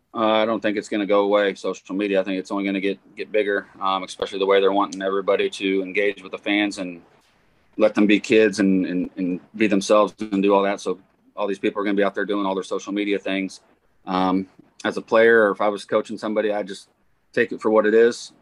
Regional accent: Excelsior Springs, Missouri, United States; I coach wrestling at Excelsior Springs, where my uh, my alma mater, my high school, my hometown

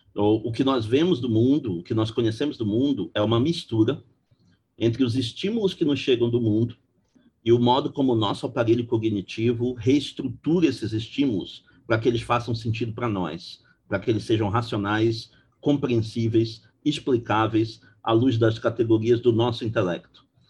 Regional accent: Belém, Pará, Brazil; moved away as an adult; now in Rio de Janeiro, Brazil; sou originário de Belém do Pará

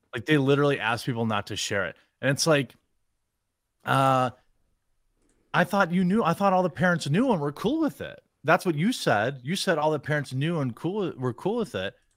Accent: United States; as an American, I'm sorry, as a Yank

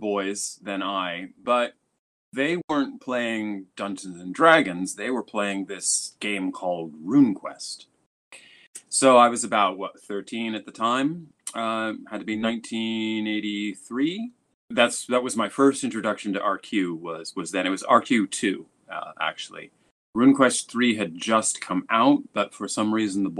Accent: United States; moved away as an adult; now in Tokyo, Japan; I'm an American, but I've been living in Japan for the last 20 years. Currently, I'm right in Tokyo

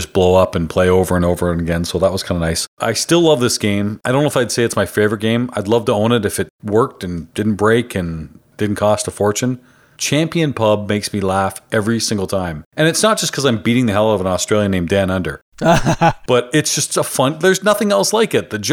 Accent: Canada; I'm the Canadian

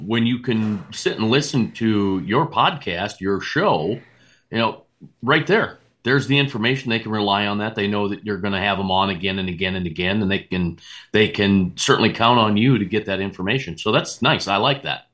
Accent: Rugby, North Dakota, United States; also born or lived in Grand Forks, North Dakota; now in South Dakota, United States; I grew up in Rugby, North Dakota

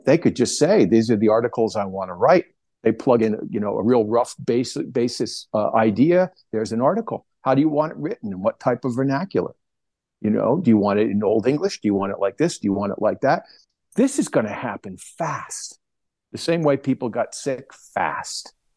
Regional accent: New Jersey, United States; moved away; I grew up on the East Coast, back in New Jersey, with the newspaper

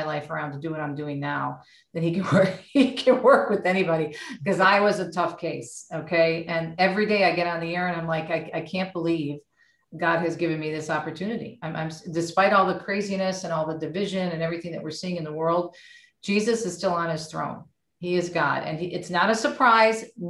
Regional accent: Michigan, United States; also born or lived in Jersey City, New Jersey; We moved to Michigan when I was a child. So I was raised here

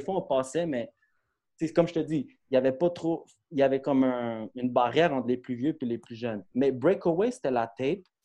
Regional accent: Brossard, Quebec, Canada; also born or lived in Longueuil; je viens de Brossard, dans le fond. Euh, je suis né à Longueuil, mais j'ai grandi à Brossard dans le secteur

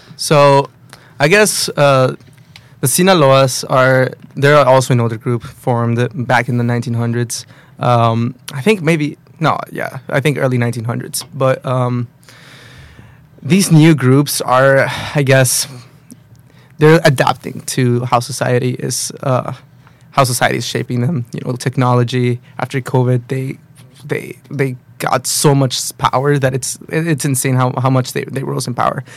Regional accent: Matamoros, Tamaulipas, Mexico; also born or lived in Brownsville, Texas; I'm from uh, Matamoros, Mexico, okay. or Brownsville, Texas. I was born in Texas, but my okay. parents aren't American citizens, so we live across the border in Mexico

